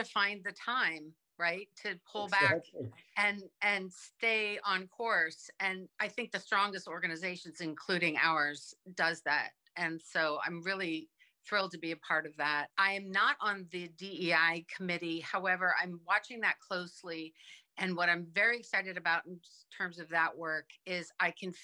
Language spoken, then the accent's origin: English; Virginia, United States; now in Brunswick, United States; I grew up in Virginia, where elementary school went from kindergarten through sixth grade.